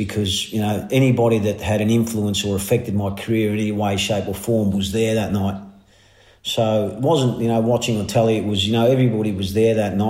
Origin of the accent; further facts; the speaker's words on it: Melbourne, Victoria, Australia; growing up in Melbourne, whether you liked it or not, is, you know, is the mecca, mate.